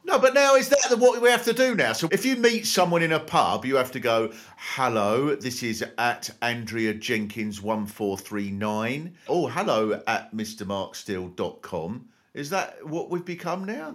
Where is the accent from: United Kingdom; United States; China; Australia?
United Kingdom; Kent, South East England; I was brought up in Kent, so I was uh, pretty near to France.